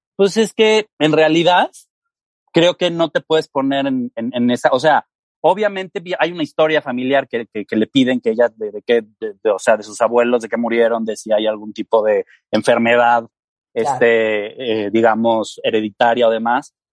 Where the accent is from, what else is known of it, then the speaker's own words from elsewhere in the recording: Mexico; yo soy mexicano